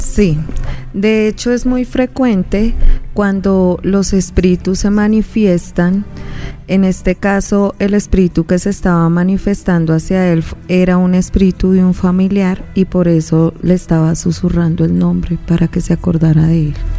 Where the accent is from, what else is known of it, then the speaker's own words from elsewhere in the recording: Llanos Orientales, Colombia; una de las historias más contadas de mi tierra, ¿no? De todo el llano